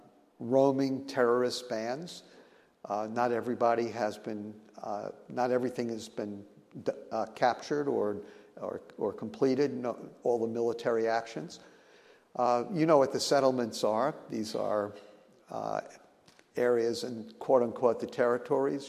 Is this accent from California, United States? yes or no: no; New York, United States; as a New Yorker